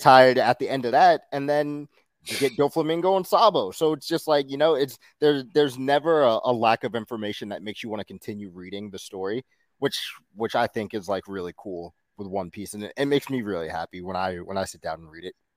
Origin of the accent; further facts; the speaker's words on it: New York City, New York, United States; I'm from Queens